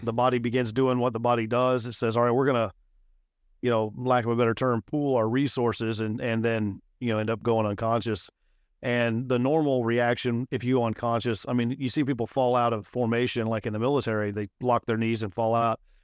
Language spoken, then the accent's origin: English; Midland, Texas, United States; moved away as an adult; also born or lived in Lubbock, Texas; now in Houston, United States; I was born and raised in Midland, Texas